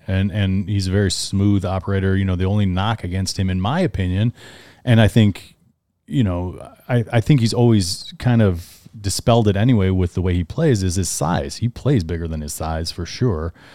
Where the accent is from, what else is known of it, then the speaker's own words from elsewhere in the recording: Cleveland, Ohio, United States; we're, we're from Cleveland, so we're Browns fans here